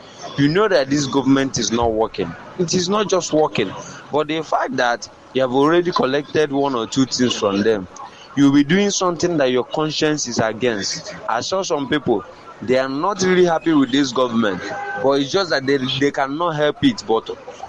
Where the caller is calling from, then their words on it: Ojuelegba, Lagos, Nigeria; I'm recording from Ojolegba.